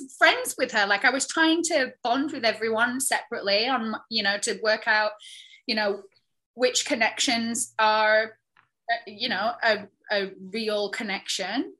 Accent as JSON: {"language": "English", "region": "the north of England", "country": "United Kingdom", "moved": "yes", "said": "I'm a chick from the north of England"}